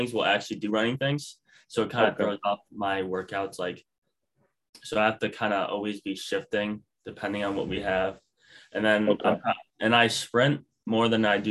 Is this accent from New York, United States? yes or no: yes; Rochester, New York, United States; I'm from Rochester, New York